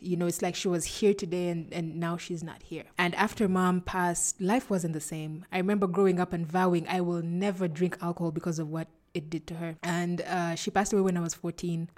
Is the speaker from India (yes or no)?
no; Entebbe, Central Region, Uganda; also born or lived in Kampala, Uganda; I grew up in Entebbe. That's where I was born